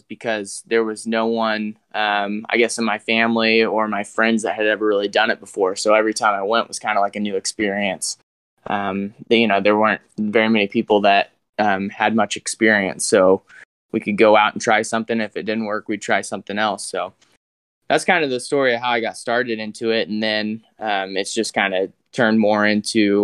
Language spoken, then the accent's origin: English; Kirksville, Missouri, United States; I'm from Kirksville, Missouri. That's where I go to school too. That's where Truman State University is. So I was born in Kirksville, live in Kirksville.